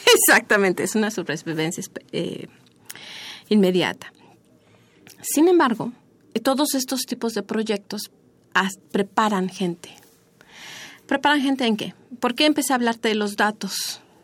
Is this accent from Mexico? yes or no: yes; Mexico; como mexicanos